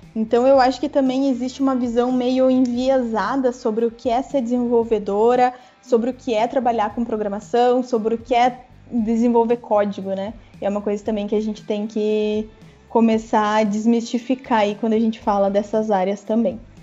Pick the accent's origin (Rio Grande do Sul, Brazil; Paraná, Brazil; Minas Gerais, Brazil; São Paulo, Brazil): Paraná, Brazil; Guarapuava; Eu morava em Guarapuava, onde eu nasci